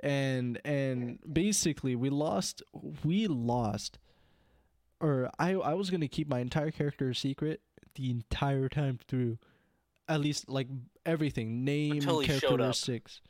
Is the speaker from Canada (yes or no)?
yes; Canada; I'm also not assimilated because I'm first gen in Canada.